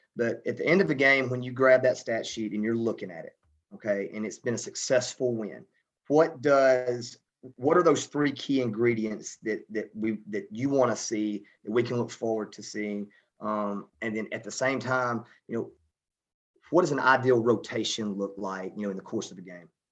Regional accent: Alabama, United States; moved away; I'm from Alabama

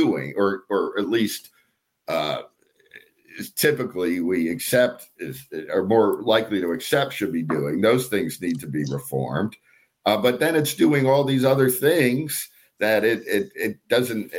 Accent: Philadelphia, Pennsylvania, United States; moved away as an adult; also born or lived in Washington, D.C. / Lima, Ohio; now in California, United States; I grew up in near Philadelphia

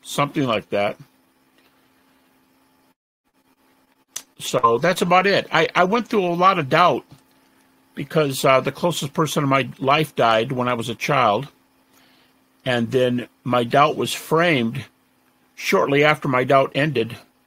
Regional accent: Detroit, Michigan, United States; I'm from Detroit, and I was raised in my youngest years in the Methodist Church, but my folks moved.

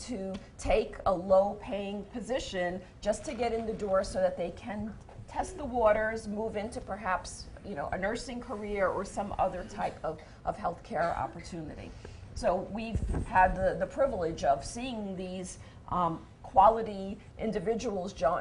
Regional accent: New York City, New York, United States; As a New Yorker

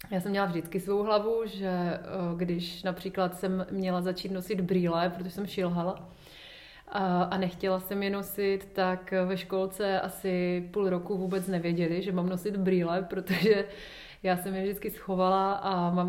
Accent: Ostrava, Moravian-Silesian Region, Czechia; now in Prague, Czech Republic; dětství v Ostravě, já jsem měla hezké dětství

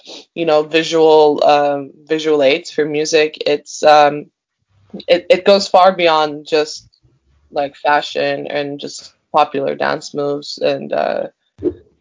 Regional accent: Turkey; I grew up in Turkey

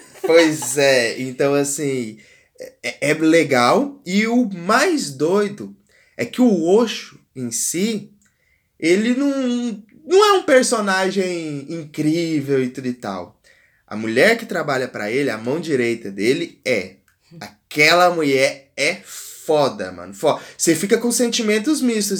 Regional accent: Brazil; como brasileiro

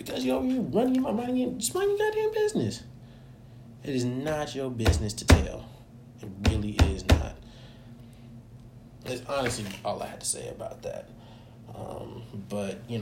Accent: Georgia, United States; In my hometown, no less, in Georgia, my home state, no less, in Georgia, over in Cobb County

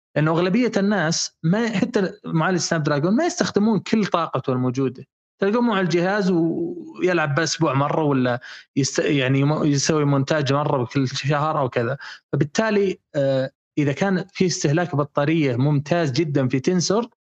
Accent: Saudi Arabia; شبكاتنا في السعوديه

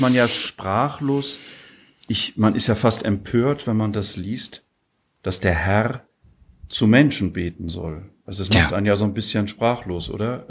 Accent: Husum, Schleswig-Holstein, Germany; now in Graz, Austria; in meiner Heimat

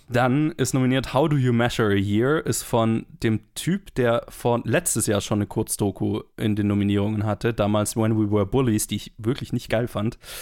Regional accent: Black Forest, Baden-Württemberg, Germany; in der Gegend, wo ich herkomme

